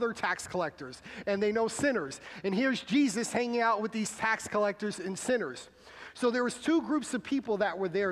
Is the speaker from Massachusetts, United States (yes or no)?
yes; Massachusetts, United States; moved away; we did a service in my hometown where most of our family was